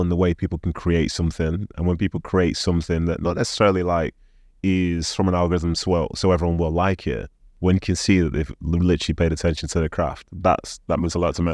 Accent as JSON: {"language": "English", "country": "Nigeria", "said": "I'm from Nigeria"}